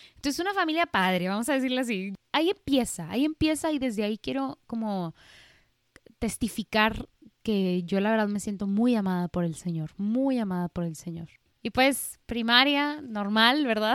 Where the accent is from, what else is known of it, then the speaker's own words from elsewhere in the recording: Monterrey, Nuevo León, Mexico; nací aquí en, en Monterrey, Nuevo León, México, del seno de una familia católica